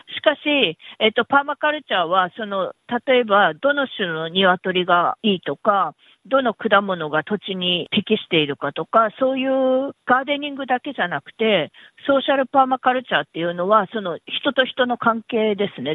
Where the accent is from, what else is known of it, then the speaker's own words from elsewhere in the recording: Kumamoto, Japan; moved away as an adult; now in Melbourne, Australia; 私は熊本出身なんですけれど